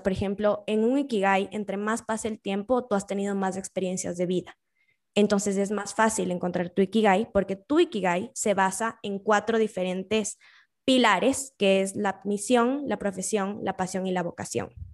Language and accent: Spanish; Quito, Pichincha, Ecuador; soy quiteña, quiteña de corazón, es más, es chistoso, nací el día antes de la independencia de Quito